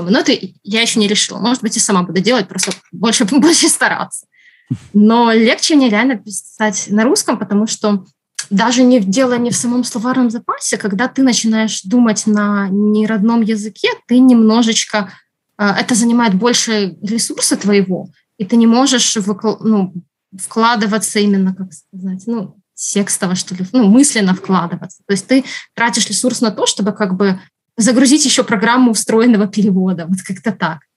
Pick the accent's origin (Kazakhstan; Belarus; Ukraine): Ukraine; потому что это как бы мой родной язык, я украинский выучила только когда уже пошла в школу. Поэтому на русском я знаю больше слов.